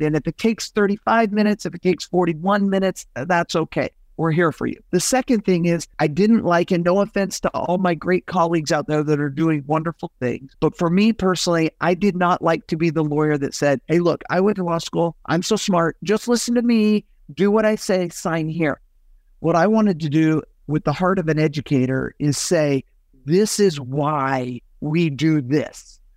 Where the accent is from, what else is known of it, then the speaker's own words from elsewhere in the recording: Salt Lake City, Utah, United States; also born or lived in Southern California / Northern California; now in Arizona, United States; I was born and raised in Salt Lake City, Utah